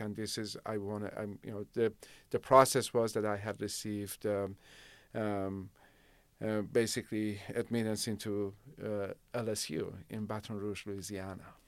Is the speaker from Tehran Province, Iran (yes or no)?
no; Shiraz, Fars, Iran; now in Rancho Cordova, United States; and I grew up in Shiraz.